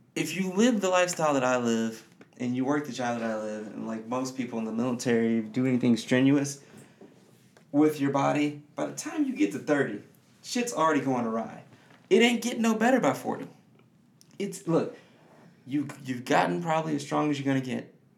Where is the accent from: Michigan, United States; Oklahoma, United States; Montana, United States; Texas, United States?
Michigan, United States; Detroit; I grew up in the city of Detroit, Michigan